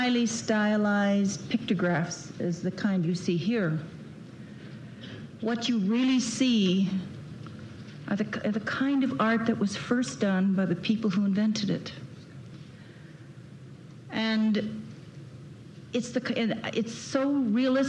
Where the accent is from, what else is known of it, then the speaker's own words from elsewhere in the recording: Chicago, Illinois, United States; I was born in Chicago